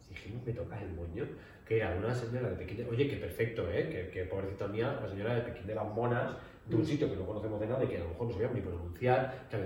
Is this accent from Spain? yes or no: yes; Spain; Porque soy maricón de España.